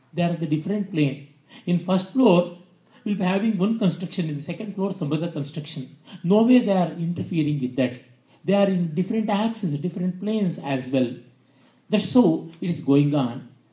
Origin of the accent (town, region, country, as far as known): India